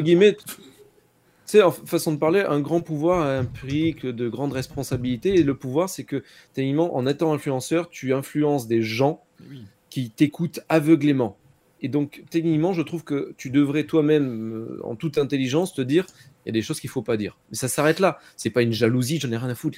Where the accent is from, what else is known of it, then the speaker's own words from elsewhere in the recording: Monaco; j'ai grandi à Monaco avec de la F1 dans mes rues